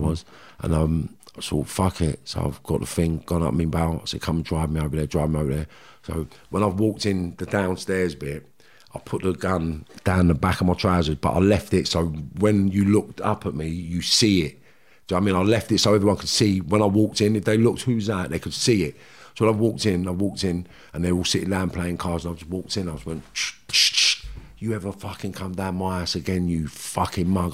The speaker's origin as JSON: {"language": "English", "region": "London", "country": "United Kingdom", "tie": "born or raised there", "also_born_or_lived": "Liverpool", "said": "we're from Kentish Town, Qu-, Queen's Crescent, Kentish Town"}